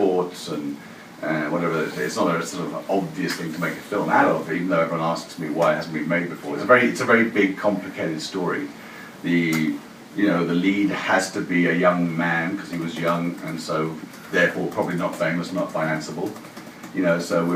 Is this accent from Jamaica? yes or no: yes; Jamaica; moved away; also born or lived in England; I'm actually Jamaican, as it happens, but I've spent most of my career here.